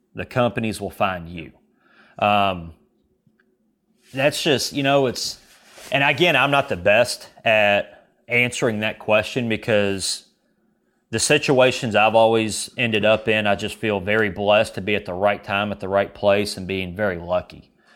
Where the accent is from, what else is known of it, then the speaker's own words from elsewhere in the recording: Kentucky, United States; I'm from Kentucky